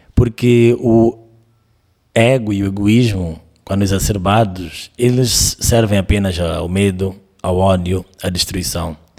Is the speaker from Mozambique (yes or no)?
yes; Mozambique; que eu entendo que sou eu, de Moçambique, desta certa idade